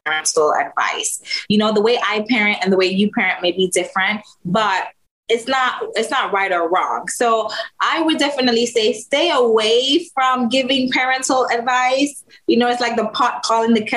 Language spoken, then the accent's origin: English; Jamaica; I'm Jamaican